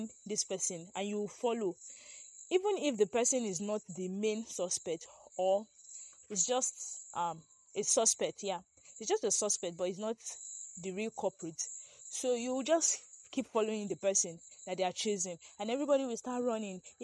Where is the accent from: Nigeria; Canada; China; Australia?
Nigeria; I'm also a Nigerian